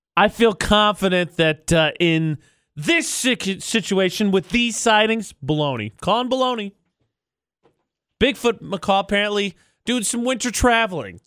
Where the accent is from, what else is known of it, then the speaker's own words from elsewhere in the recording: Indiana, United States; my hometown, my home state of Indiana.